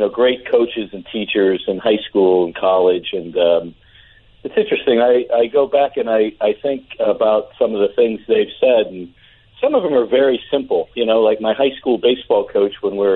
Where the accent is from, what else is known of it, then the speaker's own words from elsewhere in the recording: Cincinnati, Ohio, United States; I grew up in Cincinnati